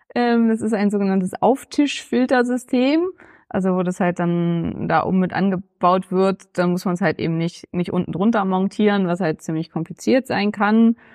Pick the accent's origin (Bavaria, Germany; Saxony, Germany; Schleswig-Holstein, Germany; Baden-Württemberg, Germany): Schleswig-Holstein, Germany; Neumünster; now in Berlin, Germany; Neumünster, also meine Heimatstadt, wo ich herkomme